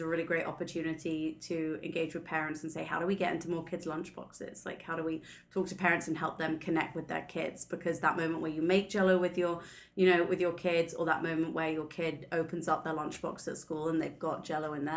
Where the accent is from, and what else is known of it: United Kingdom; now in United States